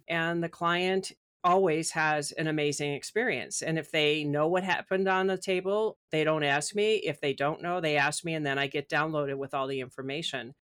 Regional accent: Midwest, United States; also born or lived in Chicago; since I'm from the Midwest

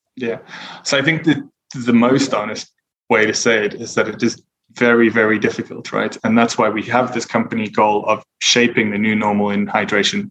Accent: South Africa; now in United Kingdom; I'm originally from South Africa, but I'm based in the UK

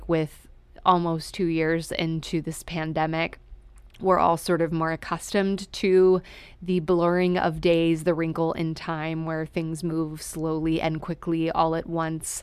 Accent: Texas, United States; I'm from Texas too

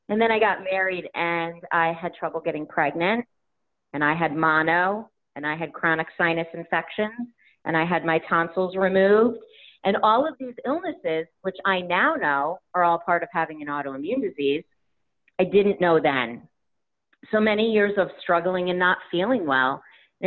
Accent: Connecticut, United States; I'm from Connecticut.

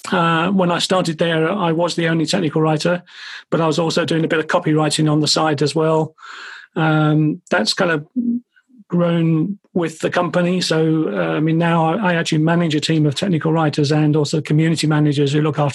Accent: Ireland; now in London, United Kingdom; I'm Irish originally, although you can't really tell from my accent anymore. But my aunt and uncle were coming across from Dublin to visit us in London

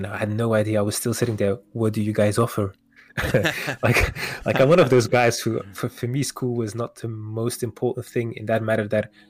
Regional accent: Wevelgem, Flanders, Belgium; also born or lived in Kortrijk, Belgium; Parents are originated from Morocco. They came here when they were pretty young, 6 or 7 years old. I was born in Kortrijk in Belgium. All right. And ever since then, I lived around the neighborhood. It was not Kortrijk, it was Wevelgem, which is pretty close.

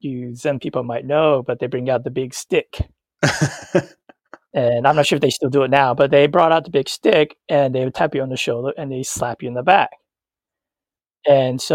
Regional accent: United States; being raised American

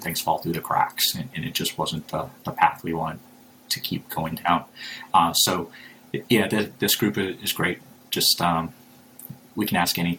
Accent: Fargo, North Dakota, United States; moved away as an adult; now in Tampa, United States; I'm born and raised in Fargo, North Dakota

